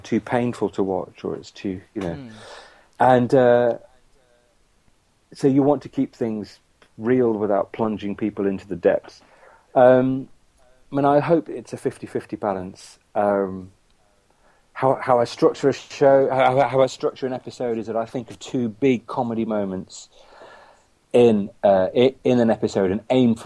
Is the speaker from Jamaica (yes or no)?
no; Coventry, West Midlands, United Kingdom; I'm from Coventry